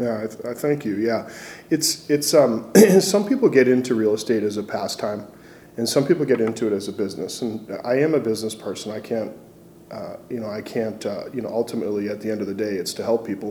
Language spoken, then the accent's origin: English; Massachusetts, United States; now in Missoula, United States; I grew up in Massachusetts